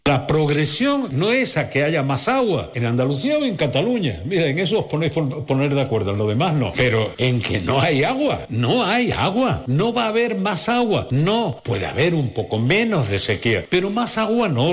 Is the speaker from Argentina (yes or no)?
no; Mexico; moved away as an adult; now in Spain; Yo soy mexicano, eh, emigré a España